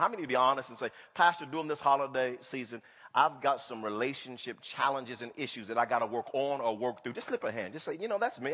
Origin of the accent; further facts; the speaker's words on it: Wewoka, Oklahoma, United States; moved away; I grew up in Wewoka, Oklahoma.